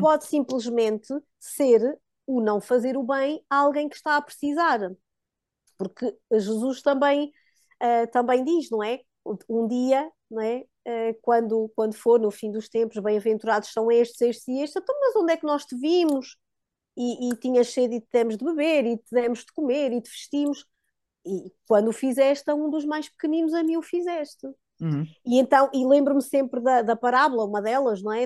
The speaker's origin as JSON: {"language": "Portuguese", "area": "Diocese of Guarda", "region": "Centro", "country": "Portugal", "tie": "born or raised there", "also_born_or_lived": "Coimbra", "moved": "as an adult", "said": "nós somos da Diocese da Guarda. Na altura já vivíamos em Coimbra, mas tínhamos ainda alguma ação na nossa, que foi sempre a nossa diocese de berço"}